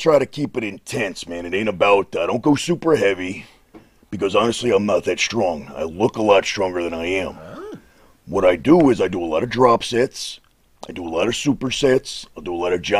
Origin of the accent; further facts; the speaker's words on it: Westchester County, New York, United States; moved away; Westchester County where I'm originally from